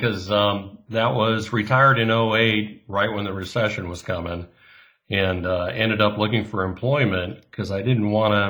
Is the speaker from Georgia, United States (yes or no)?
no; Yorba Linda, California, United States; moved away; I grew up in Yorba Linda, which is North Orange County.